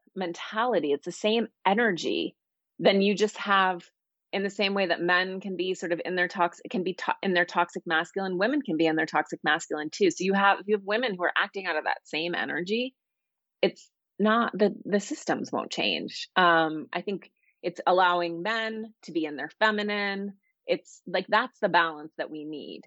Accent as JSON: {"language": "English", "region": "Montana", "country": "United States", "tie": "born or raised there", "moved": "yes", "lives_now": "Los Angeles, United States", "said": "I grew up in Montana"}